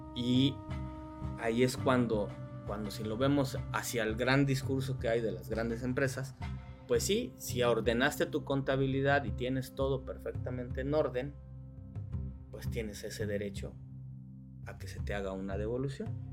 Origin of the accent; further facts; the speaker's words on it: Mexico; nosotros como mexicanos